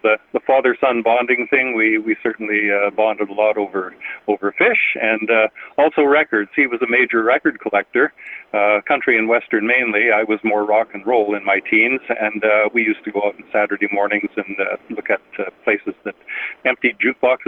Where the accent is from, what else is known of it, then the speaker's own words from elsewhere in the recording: Winnipeg, Manitoba, Canada; I was born in Winnipeg and raised in Winnipeg, and I've been here all my life